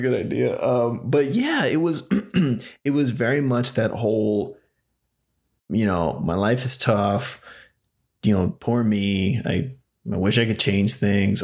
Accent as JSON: {"language": "English", "town": "Nashville", "region": "Tennessee", "country": "United States", "tie": "born or raised there", "also_born_or_lived": "Texas", "said": "I was raised there, born in Texas, but I was raised in Nashville."}